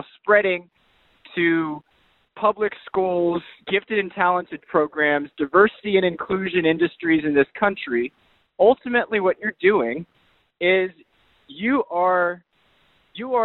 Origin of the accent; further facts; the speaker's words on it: United States; as an American